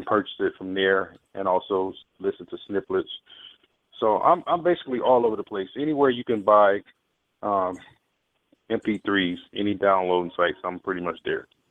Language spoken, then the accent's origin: English; Philadelphia, Mississippi, United States; my hometown, Philadelphia, Mississippi